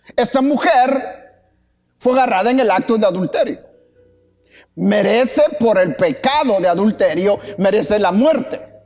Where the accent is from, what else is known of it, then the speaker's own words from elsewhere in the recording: Guatemala; moved away; Como decía un comercial allá en mi tierra